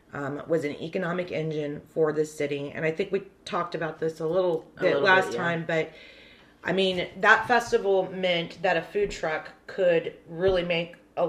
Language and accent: English; Corpus Christi, Texas, United States; I'm from Corpus Christi.